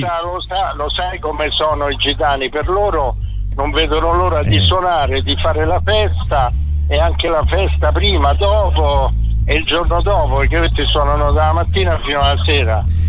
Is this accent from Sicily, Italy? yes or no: yes; Augusta, Sicily, Italy; moved away; ho vissuto tutta l'infanzia in Sicilia, io ad Augusta